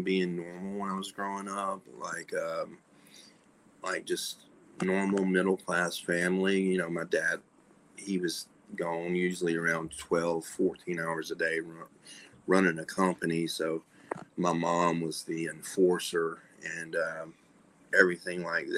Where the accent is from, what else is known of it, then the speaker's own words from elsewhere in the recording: Birmingham, Alabama, United States; moved away as an adult; also born or lived in Charlotte, North Carolina; I'm from the South, like deep South, and I grew up right outside of Birmingham